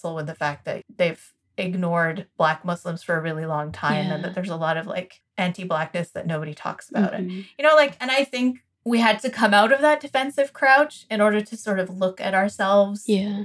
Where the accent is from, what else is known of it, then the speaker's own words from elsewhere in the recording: United States; as an American child